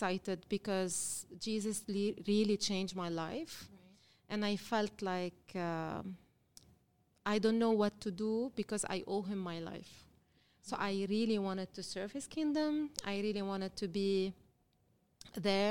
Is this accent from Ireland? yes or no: no; Lebanon; I'm from Lebanon. I was born and raised in Lebanon